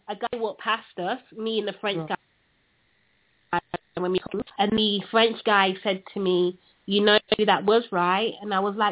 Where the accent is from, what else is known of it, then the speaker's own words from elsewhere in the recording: United Kingdom; accent: British; my British accent